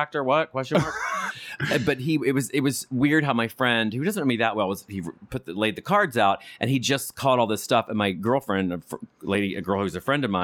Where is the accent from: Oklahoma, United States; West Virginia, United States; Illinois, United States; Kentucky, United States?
West Virginia, United States; moved away as an adult; now in West Coast, United States; I'm from West Virginia.